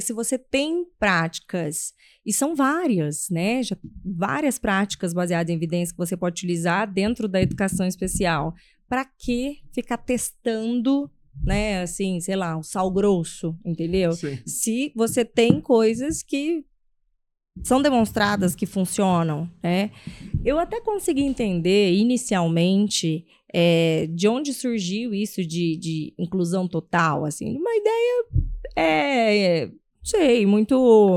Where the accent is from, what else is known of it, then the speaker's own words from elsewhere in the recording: São José do Rio Preto, São Paulo, Brazil; eu sou de São José do Rio Preto, ele é interior de São Paulo.